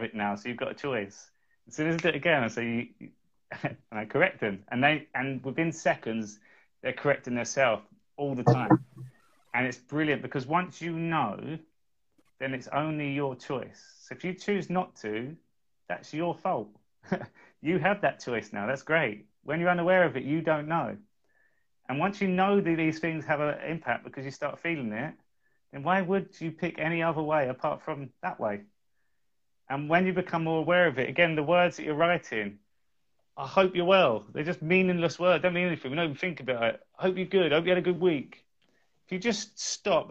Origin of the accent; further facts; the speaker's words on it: England, United Kingdom; I am English